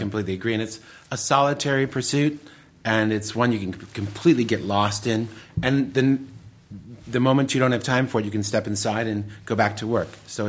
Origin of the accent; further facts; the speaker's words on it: Detroit, Michigan, United States; also born or lived in Royal Oak; Well, I was born in Royal Oak, but I lived in the city of Detroit proper.